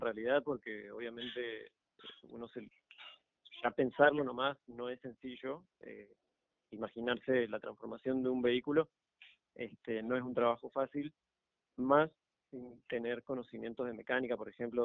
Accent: Argentina; now in Panama; Yo soy de Argentina

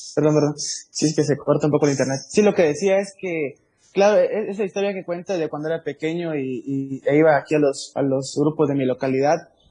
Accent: Paso Hondo, Chiapas, Mexico; soy de Paso Hondo, la tierra del chicharrón.

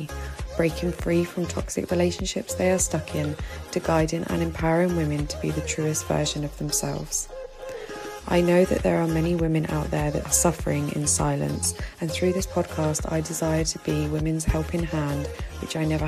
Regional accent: United Kingdom; now in Egypt; as a British woman living here in Egypt

